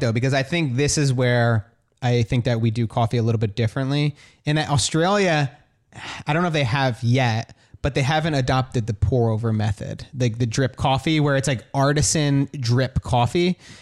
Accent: New Jersey, United States; in Jersey where I grew up, like, in a small town

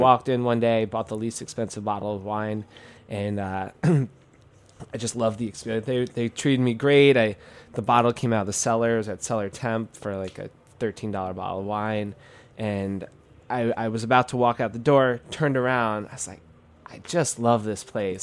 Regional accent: New York City, New York, United States; I'm a kid from Queens, New York

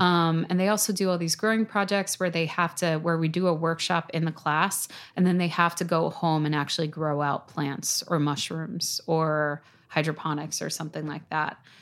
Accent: New York City, New York, United States; I grew up in Staten Island

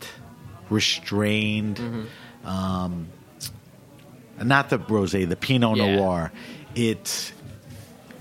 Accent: New York, United States; accent: New York; my New York accent

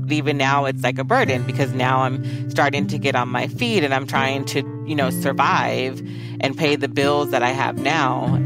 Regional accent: Fullerton, California, United States; I grew up in Orange County, California, primarily Fullerton

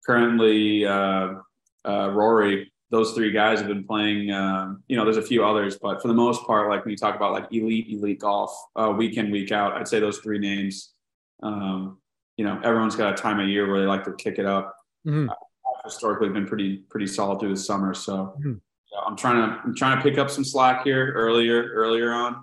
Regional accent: San Diego, California, United States; I'm literally from, born and raised in San Diego

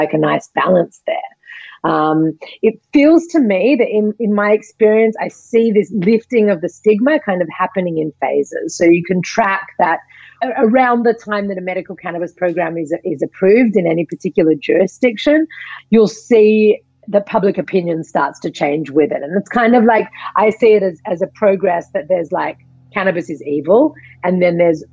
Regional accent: Australia; moved away; I'm from Australia.

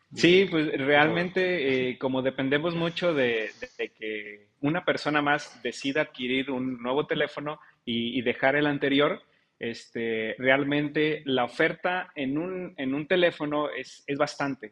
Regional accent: Mexico

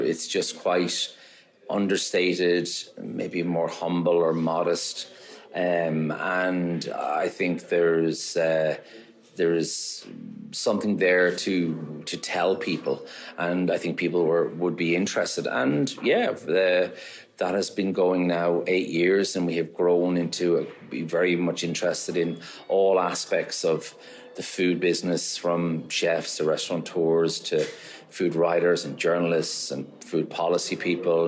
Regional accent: Maynooth, Leinster, Ireland; moved away as an adult; also born or lived in Dublin; now in Galway, Ireland; I'm originally from Dublin, and I, I grew up uh, just outside at a place called Maynooth

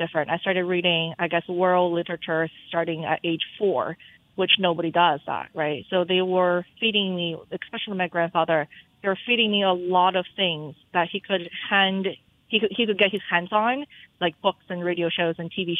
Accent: southeast China, China; born or raised there; English is a second language; moved away as an adult; now in Boston, United States

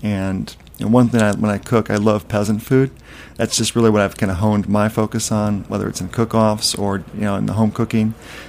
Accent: Midwest, United States; also born or lived in South / Europe; now in New York, United States; I spent a couple of years down there, but I'm a mishmash. I grew up in the Midwest and lived in the South, lived in Europe, and now New York.

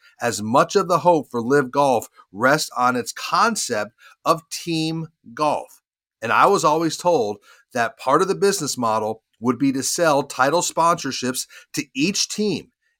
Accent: Charlotte, North Carolina, United States; my hometown of Charlotte.

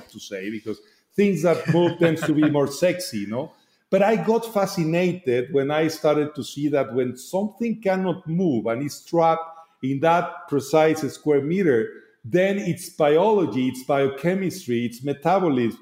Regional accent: Guadalajara, Jalisco, Mexico; English is a second language; now in Mexico City, Mexico; I am from Guadalajara. I grew up having relatively close industry of agave.

